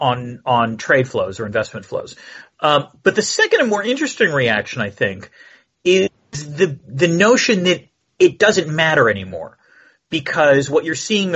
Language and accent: English; United States; As an American